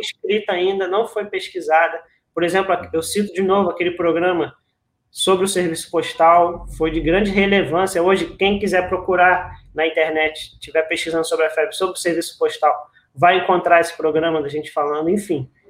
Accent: São Gonçalo, Rio de Janeiro, Brazil; aqui em São Gonçalo, que é a, a cidade onde eu nasci

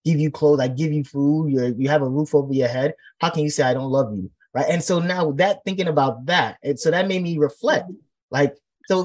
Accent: Nigeria; our culture as a Nigerian and how we were brought up

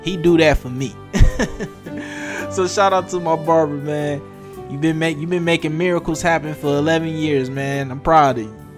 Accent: Detroit, Michigan, United States; growing up in Detroit

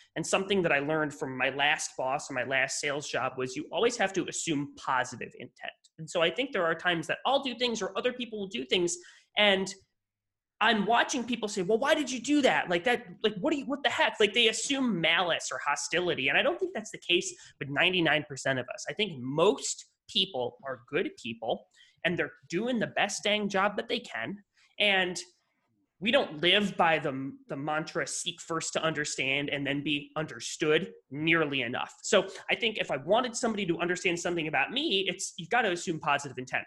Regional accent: western New York State, United States; moved away; I grew up in New York, but not New York, not the New York you're thinking of, the complete opposite side of the state

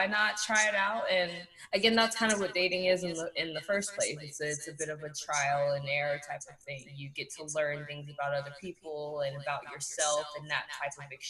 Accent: Houston, Texas, United States; also born or lived in the suburbs; I grew up in the Southwest in A-Leaf until I was about 12 or 13 before I moved to the Burbs.

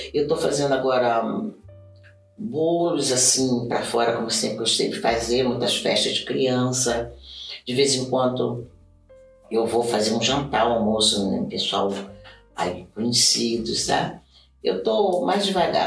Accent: Brazil; moved away as an adult; now in Japan; eu vim do Brasil, eu trouxe samba, eu trouxe jazz, eu trouxe um monte de dança

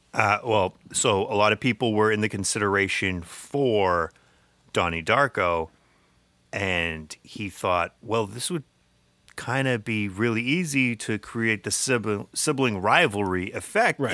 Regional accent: United States; we grew up in Middlesex County

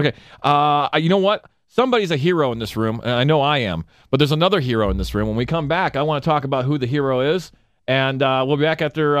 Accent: Michigan, United States; moved away; when I grew up in Michigan

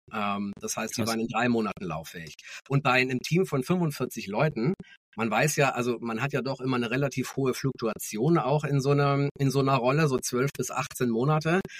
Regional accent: Munich, Bavaria, Germany; geboren in München, also tatsächlich auch Münchner Kinde

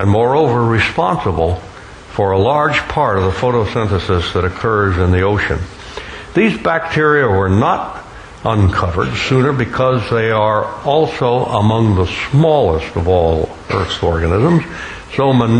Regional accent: Gulf Coast of Alabama, United States; also born or lived in Florida; growing up on the Gulf Coast of Alabama and the Florida Peninsula.

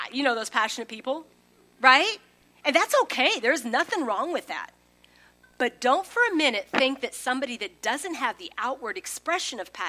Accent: Holdrege, Nebraska, United States; moved away as an adult; also born or lived in Lincoln, Nebraska / Chicago / Springfield, Missouri; I grew up in Holdridge, 5000, went to Lincoln

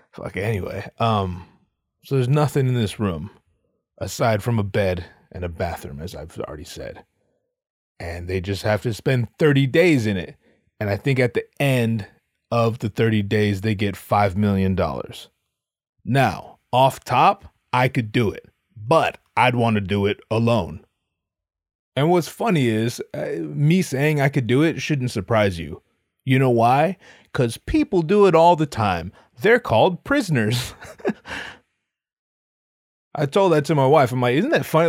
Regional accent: United States; I'm an American 'cause I was born in America.

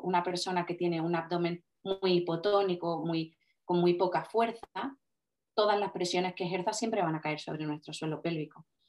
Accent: Cádiz, Andalusia, Spain; yo soy una fisio de Cádiz

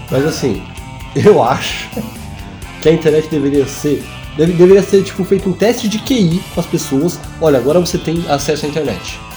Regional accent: São Paulo, Brazil; Eu morava, cresci na Zona Sul

